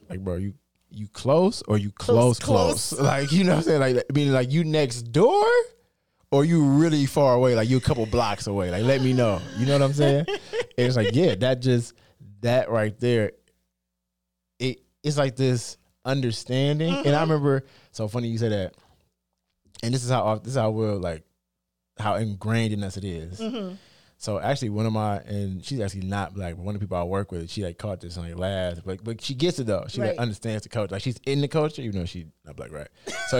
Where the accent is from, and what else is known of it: United States; accent: African American Vernacular English